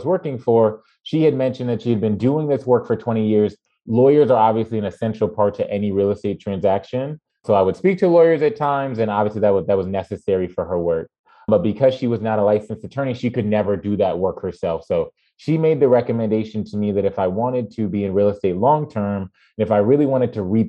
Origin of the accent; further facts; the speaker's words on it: Mount Vernon, New York, United States; moved away as an adult; also born or lived in Evanston, Illinois; I am born and raised in Mount Vernon, New York